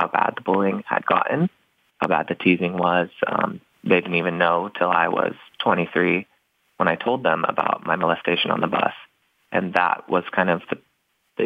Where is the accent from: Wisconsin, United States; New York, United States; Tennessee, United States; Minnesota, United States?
Tennessee, United States; Knoxville; now in Los Angeles, United States; I grew up in the Knoxville, Tennessee area, so stronghold of the Bible